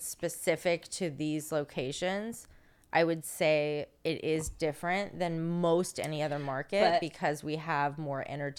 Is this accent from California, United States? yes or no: yes; California, United States; I came from Northern California, and in Northern California, I wouldn't say the same.